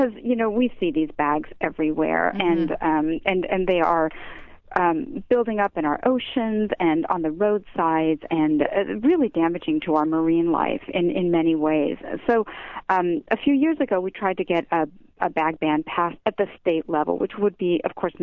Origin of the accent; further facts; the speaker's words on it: Utah, United States; moved away as an adult; now in Los Angeles, United States; I grew up in Utah